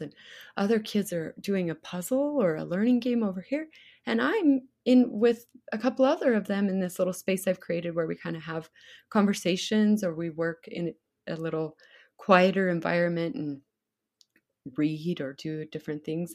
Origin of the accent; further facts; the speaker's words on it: Idaho, United States; also born or lived in Sun Valley, Idaho; growing up in Idaho